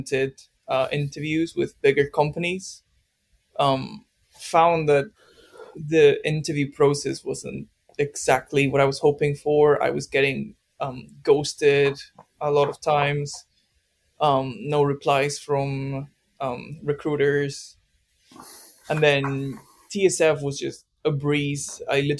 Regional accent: Spain; moved away as an adult; also born or lived in Manchester; now in United Kingdom; I'm from Spain originally.

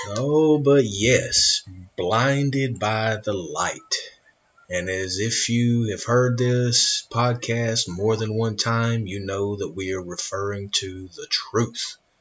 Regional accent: United States; I am an American

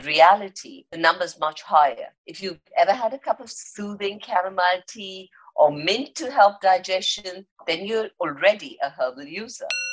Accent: India; I'm Indian and we've grown up with herbs and spices

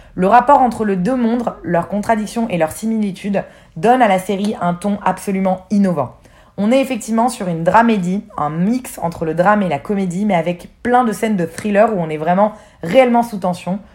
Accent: France; en tant que Français

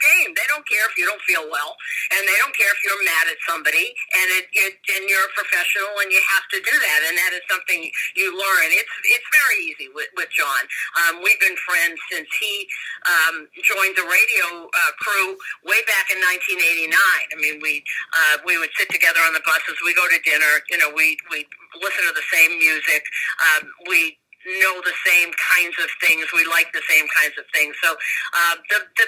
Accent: Boston, Massachusetts, United States; I grew up in Boston

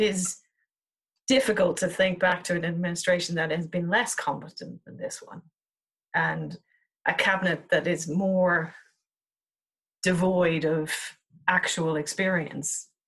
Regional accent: Dublin, Leinster, Ireland; now in United Kingdom; I'm originally from Dublin

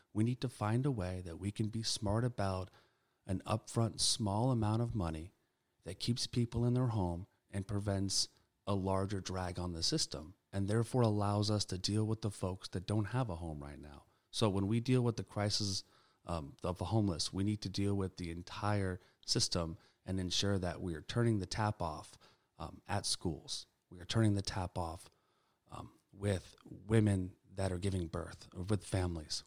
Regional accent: Sacramento, California, United States; I've had the pleasure of growing up and being born and raised in Sacramento

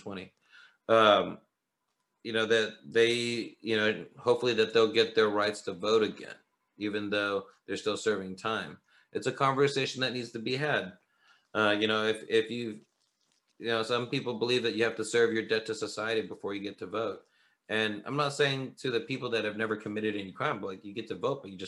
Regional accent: St. Louis, Missouri, United States; I'm from St. Louis

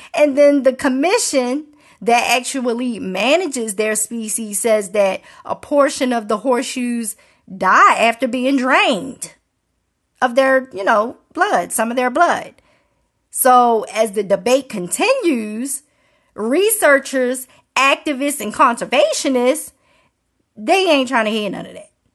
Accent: Maryland, United States; Growing up in Maryland

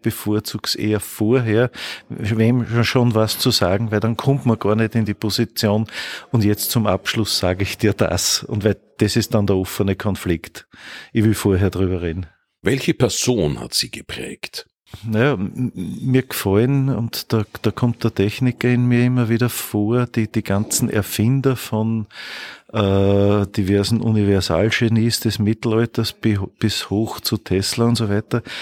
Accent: Bad Hall, Upper Austria, Austria; also born or lived in Steyr; Geboren in Steyr, aufgewachsen in Bad Hall und wohne in Pfarrkirchen bei Bad Hall.

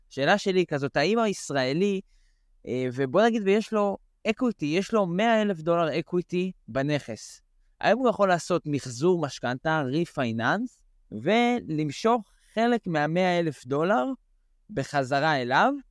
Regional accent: United States; אני יכול להגיד גם למאזינים שאנחנו, אה, כאמריקאים, מקבלים אה, cash out 80 אה, loan to value.

